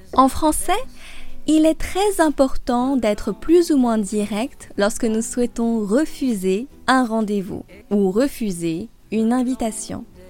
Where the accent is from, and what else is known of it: France; also born or lived in Paris